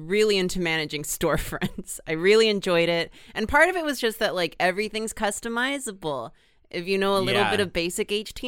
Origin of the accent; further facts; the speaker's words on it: Houston, Texas, United States; I grew up in Houston, Texas, which is a enormous city